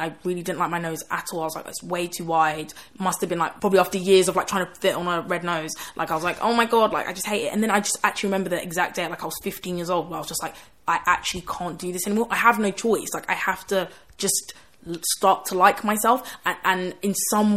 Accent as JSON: {"language": "English", "town": "Croydon", "region": "London", "country": "United Kingdom", "tie": "born or raised there", "also_born_or_lived": "Canning Town, East London", "said": "I grew up in Croydon, a really black area."}